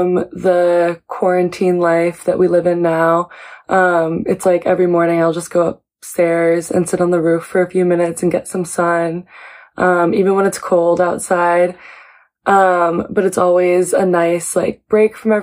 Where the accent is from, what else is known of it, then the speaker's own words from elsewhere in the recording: Seattle, Washington, United States; now in New York City, United States; I am originally from Seattle, Washington, but I live here now in New York City